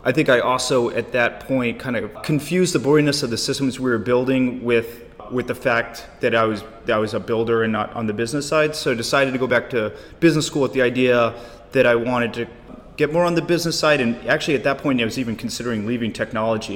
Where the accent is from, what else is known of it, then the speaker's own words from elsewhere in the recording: United States; also born or lived in Korea; I was living in Korea working for Samsung as an American